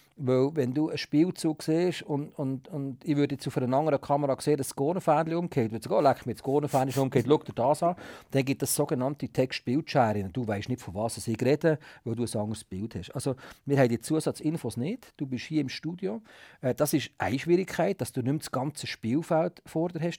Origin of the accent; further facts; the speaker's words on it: Switzerland; wir als Schweizer Kommentatoren